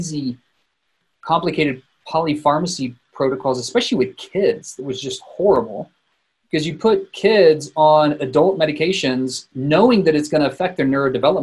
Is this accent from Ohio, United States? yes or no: no; South Texas, United States; moved away as an adult; also born or lived in Denver, Colorado; now in Boulder, United States; I was born in South Texas